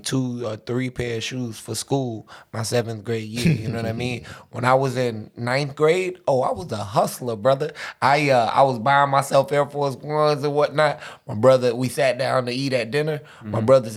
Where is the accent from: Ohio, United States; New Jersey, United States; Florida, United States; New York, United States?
Florida, United States; Pensacola; I'm from Pensacola, Florida